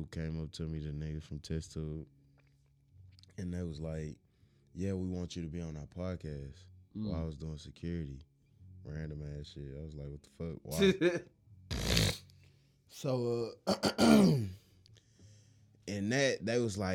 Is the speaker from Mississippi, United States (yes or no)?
no; Houston, Texas, United States; I'm just from Houston.